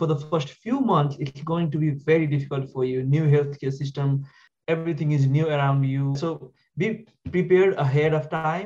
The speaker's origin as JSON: {"language": "English", "country": "Nepal", "moved": "as an adult", "lives_now": "Poughkeepsie, United States", "said": "I'm originally from Nepal. I graduated from Kist Medical College back in Nepal"}